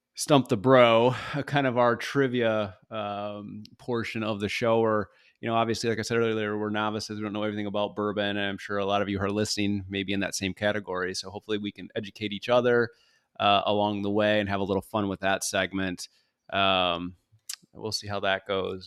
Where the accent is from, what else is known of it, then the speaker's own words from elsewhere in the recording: Michigan, United States; now in Florida, United States; I'm originally from Michigan